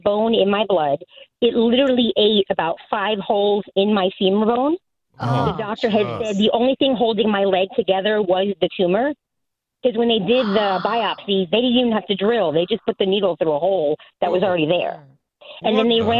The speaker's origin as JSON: {"language": "English", "region": "New York", "country": "United States", "moved": "yes", "said": "I'm originally from New York, too"}